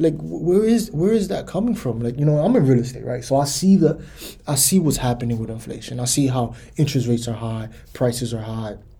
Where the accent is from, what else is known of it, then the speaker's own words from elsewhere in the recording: United States; I'm American